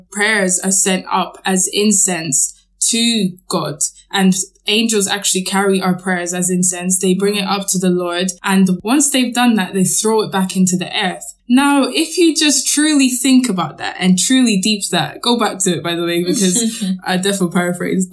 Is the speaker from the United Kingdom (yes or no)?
yes; Scotland, United Kingdom; I grew up in Scotland and I went to a Catholic school.